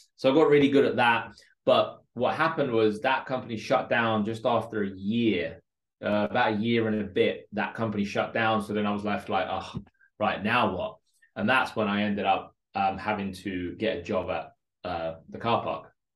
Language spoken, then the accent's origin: English; London, United Kingdom; English is a second language; also born or lived in Moscow, Russia; I grew up in a place called Northolt in West London